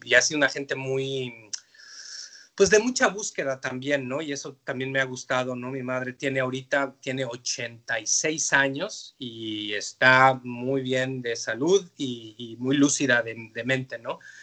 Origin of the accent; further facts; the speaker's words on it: Mexico City, Mexico; moved away as an adult; now in Canada; yo soy de la Ciudad de México y, mi migración a Canadá fue una cosa muy fortuita